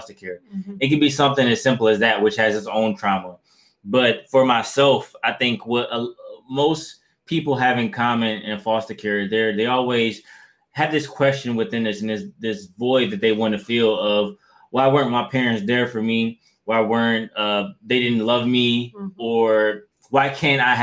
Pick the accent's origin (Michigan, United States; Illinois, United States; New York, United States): Michigan, United States; Detroit; also born or lived in Kalamazoo, Michigan; I'm originally from Detroit, Michigan